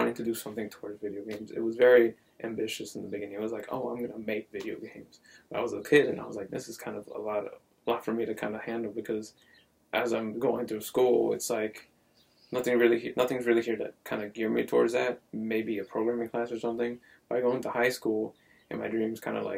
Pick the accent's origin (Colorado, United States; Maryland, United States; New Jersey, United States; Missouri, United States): New Jersey, United States; Paterson; moved away; I grew up North Jersey